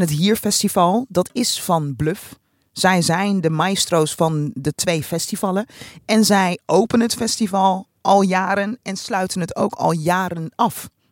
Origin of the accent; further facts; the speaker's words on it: Rotterdam, South Holland, Netherlands; als Rotterdammer